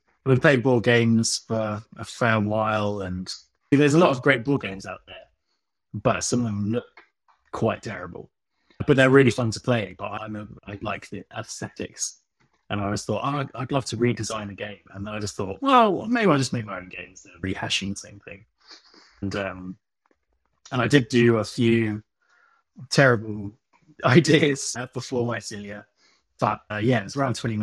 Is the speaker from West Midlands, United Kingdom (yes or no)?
no; Brighton, South East England, United Kingdom; now in Worthing, United Kingdom; I was born in Brighton and grew up there, but I moved to Worthing.